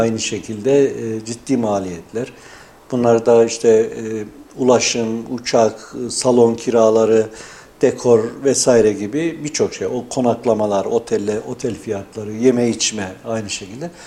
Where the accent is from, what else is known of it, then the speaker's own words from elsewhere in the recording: Yeşilhisar, Kayseri Province, Turkey; Kayseri Yeşilisar doğumluyum.